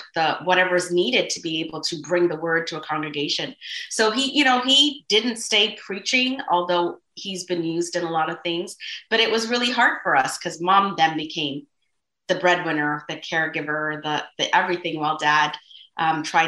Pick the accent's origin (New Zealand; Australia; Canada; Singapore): Canada; Toronto, Ontario; I was born in Toronto, Ontario, Toronto General Hospital is where I was born. And I have lived in Scarborough all of my life